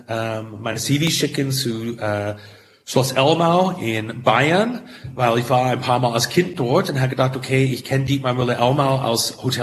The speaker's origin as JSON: {"language": "German", "town": "St. Helena", "region": "California", "country": "United States", "tie": "born or raised there", "second_language": "German", "moved": "as an adult", "lives_now": "Europe", "said": "ich komme direkt aus St. Helena. St. Helena ist die Kern, ist die Herz von Napa. Um, ähm, das ist in Mittel des Tal, ist ein Dorf mit so 5000"}